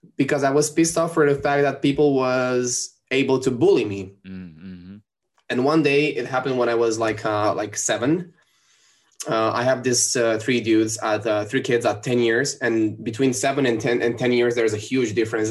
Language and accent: English; Rome, Lazio, Italy; English is a second language; Rome because it's my hometown city